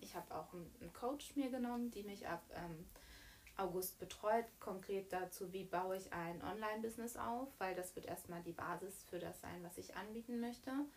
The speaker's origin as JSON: {"language": "German", "town": "Bad Wilsnack", "region": "Brandenburg", "country": "Germany", "said": "Wir kommen ja beide aus Bad Wilsnack, aus der mhm. wundervollen Prignitz"}